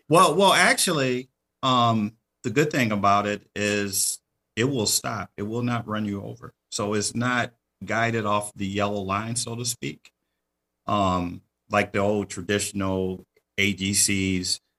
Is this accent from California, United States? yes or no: no; Detroit, Michigan, United States; The reason I say that I grew up in Detroit